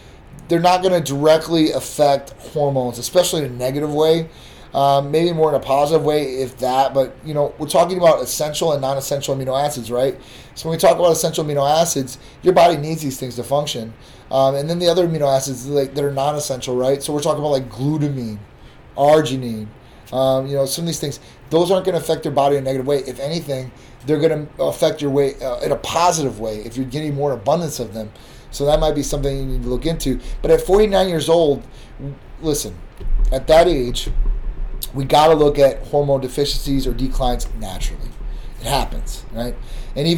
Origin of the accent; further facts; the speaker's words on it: Midwest, United States; now in Florida, United States; I'm from the Midwest